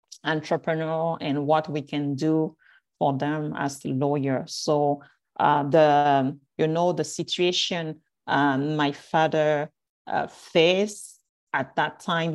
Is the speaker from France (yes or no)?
yes; France; English is a second language; moved away; also born or lived in Cameroon; I'm a Cameroonian, originally from Cameroon. And I grew up in France